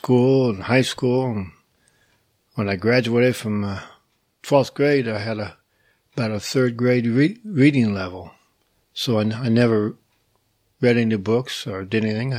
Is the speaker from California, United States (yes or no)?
no; Indiana, United States; moved away; I was raised in Indiana on a farm